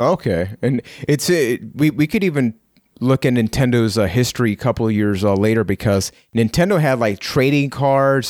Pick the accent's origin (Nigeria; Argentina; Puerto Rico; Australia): Puerto Rico; I am from Puerto Rico.